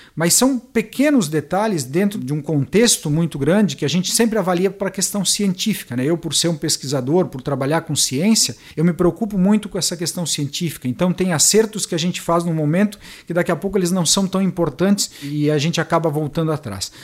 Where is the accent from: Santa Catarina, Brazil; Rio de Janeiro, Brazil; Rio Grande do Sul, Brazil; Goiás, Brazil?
Santa Catarina, Brazil; Itá; moved away as an adult; now in Tubarão, Brazil; Eu sou natural de Itá, Santa Catarina, no oeste de Santa Catarina. Vim para Tubarão em 1995